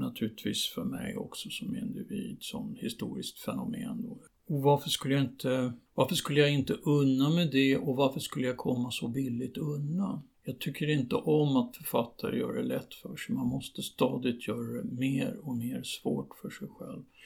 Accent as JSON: {"language": "Swedish", "country": "Sweden", "tie": "born or raised there", "said": "jag är visserligen född i Sverige"}